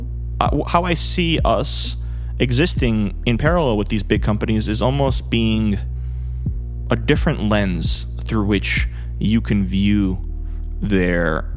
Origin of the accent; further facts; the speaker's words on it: New York, United States; I grew up in New York